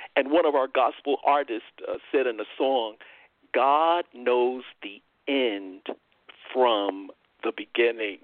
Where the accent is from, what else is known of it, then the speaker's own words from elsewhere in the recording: New York, United States; moved away as an adult; now in Texas, United States; I'm still a New Yorker at heart, I guess. Uh, I lived in New York 59 uh, years, and uh, you know, many years, brother Tony, when I was growing up, we didn't have a vehicle